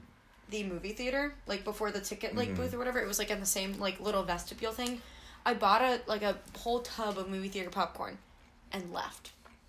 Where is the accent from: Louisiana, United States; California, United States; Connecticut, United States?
California, United States; Oh, I'm from California. Calm down. I live on Heroin Highway.